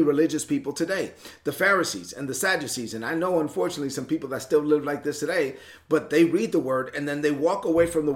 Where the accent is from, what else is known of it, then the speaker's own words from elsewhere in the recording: New York, United States; moved away; I'm from New York.